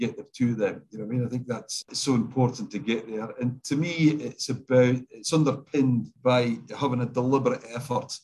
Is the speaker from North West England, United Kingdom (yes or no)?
no; Scotland, United Kingdom; now in Australia; I'm Scottish